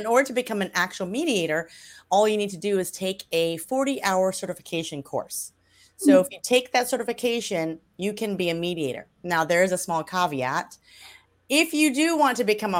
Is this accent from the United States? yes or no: yes; Louisiana, United States; I am originally from Louisiana, the Deep South. And that's where I grew up.